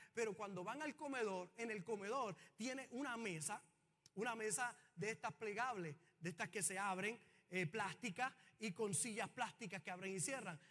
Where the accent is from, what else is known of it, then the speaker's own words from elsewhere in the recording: Puerto Rico; los puertorriqueños